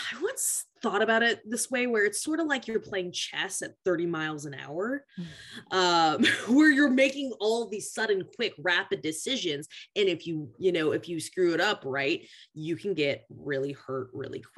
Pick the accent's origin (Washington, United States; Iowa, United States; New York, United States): Washington, United States; Tacoma; I grew up in Pierce County 4-H, which Pierce County is a relatively more diverse county just because we have the military.